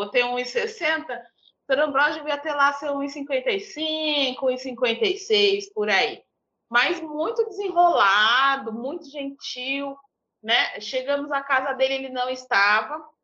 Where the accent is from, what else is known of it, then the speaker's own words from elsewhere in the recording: São Paulo, Brazil; eu cresci num bairro, eu cresci em Tiradentes, né? É um bairro de alta periferia em São Paulo